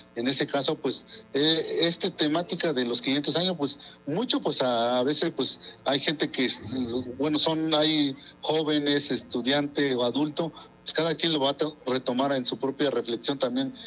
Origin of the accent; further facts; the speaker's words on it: Oaxaca, Mexico; first language Mazatec; Spanish is a second language; mi lengua materna, que es el mazateco